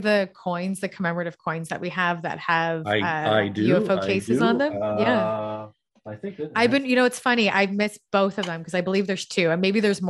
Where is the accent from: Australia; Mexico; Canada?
Canada; we're Canadian